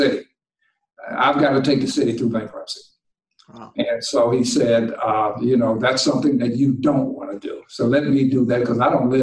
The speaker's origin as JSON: {"language": "English", "town": "Washington", "region": "District of Columbia", "country": "United States", "tie": "born or raised there", "also_born_or_lived": "Syracuse / Detroit", "moved": "as an adult", "said": "the older guys in the neighborhood where I grew up in Washington."}